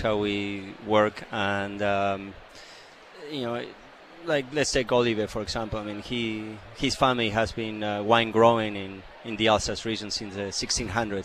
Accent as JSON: {"language": "English", "country": "Argentina", "also_born_or_lived": "Chile", "moved": "yes", "lives_now": "Canada", "said": "I'm from Argentina originally"}